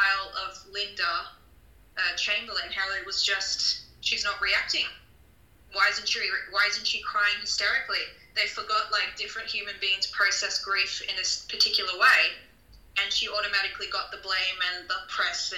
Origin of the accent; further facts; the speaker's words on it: Australia; growing up in Australia